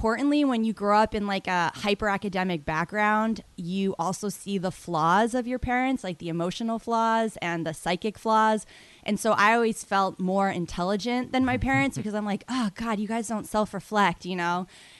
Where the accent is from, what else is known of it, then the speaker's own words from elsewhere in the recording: Boston, Massachusetts, United States; I'm more of a New York person. I grew up in Boston, right.